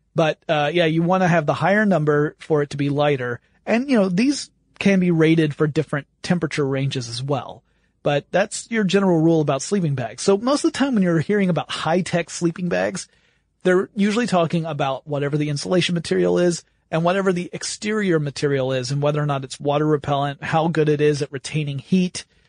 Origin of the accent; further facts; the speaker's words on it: the South, United States; I grew up in the South